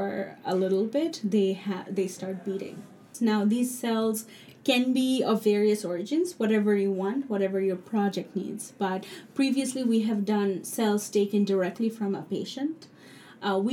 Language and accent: English; Dhaka, Dhaka Division, Bangladesh; English is a second language; moved away as an adult; also born or lived in New York; now in United States; I grew up in Dhaka, and I went to a very good school called Sunnydale